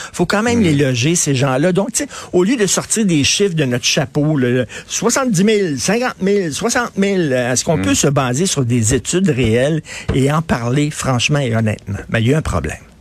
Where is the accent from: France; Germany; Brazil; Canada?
Canada; Montreal, Quebec; j'ai grandi à Verdun